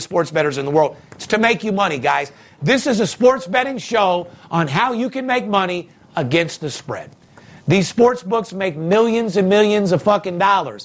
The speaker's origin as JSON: {"language": "English", "town": "Las Vegas", "region": "Nevada", "country": "United States", "tie": "born or raised there", "said": "We've been third generation, born and raised in Las Vegas"}